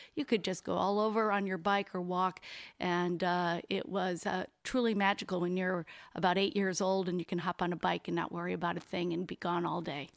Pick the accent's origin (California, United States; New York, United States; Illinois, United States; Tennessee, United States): New York, United States; Buffalo; now in Bluffton, United States; I am from Buffalo.